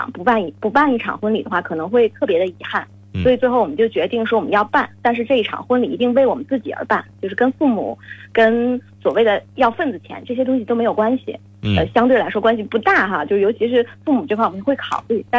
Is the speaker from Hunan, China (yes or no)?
no; Tianjin, China; 呃，我们是在国内。在天天津，也就是我的老家，嗯嗯，办了一场大概一百人的一个，在一个美术馆里面，